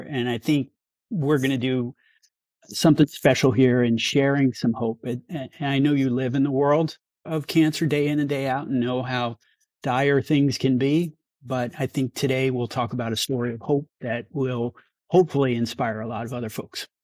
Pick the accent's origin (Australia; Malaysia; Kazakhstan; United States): United States; New York; now in Sonoma County, United States; But I grew up in New York